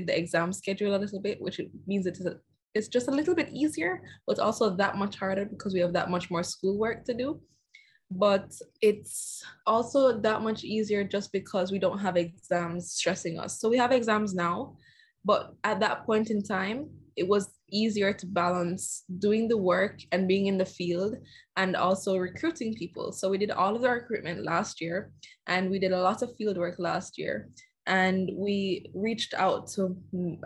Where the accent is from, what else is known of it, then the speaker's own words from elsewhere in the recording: Jamaica; I'm from Jamaica and I'm 18 years old.